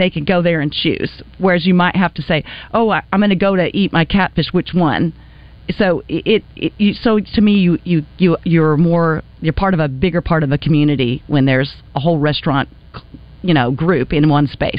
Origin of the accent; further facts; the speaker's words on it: Wichita, Kansas, United States; moved away; I'm from Wichita, Kansas